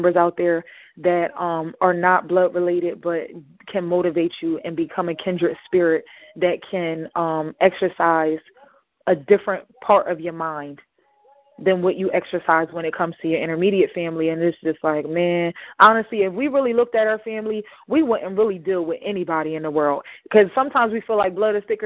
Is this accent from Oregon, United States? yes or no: no; Camden, New Jersey, United States; accent: Ebonics; growing up in Camden, New Jersey